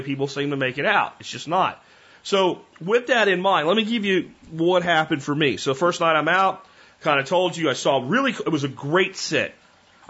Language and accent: English; Pennsylvania, United States; moved away; I grew up in Pennsylvania